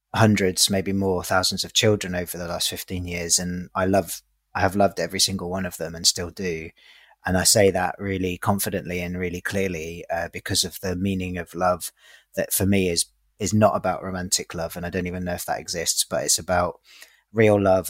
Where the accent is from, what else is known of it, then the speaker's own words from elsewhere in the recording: London, United Kingdom; I'm 37 years old. I'm from East London